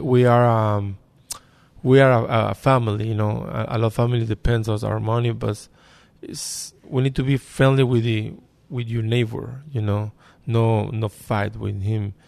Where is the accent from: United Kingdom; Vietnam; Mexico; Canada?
Mexico; English is a second language; now in United States; I come from Mexico.